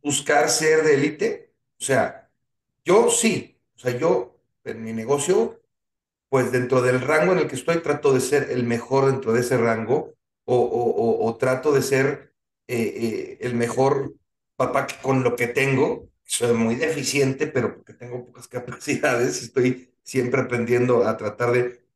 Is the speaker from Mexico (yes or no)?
yes; Mexico